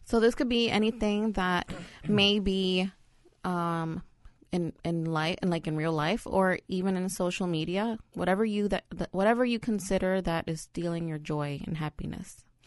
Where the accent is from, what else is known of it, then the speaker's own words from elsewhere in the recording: New York City, New York, United States; also born or lived in El Salvador; I'm a New Yorker